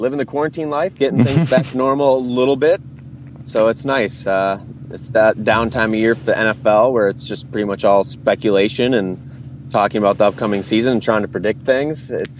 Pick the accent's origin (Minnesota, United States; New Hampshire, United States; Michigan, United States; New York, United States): Michigan, United States; Kalamazoo; I grew up in Kalamazoo, or just outside of Kalamazoo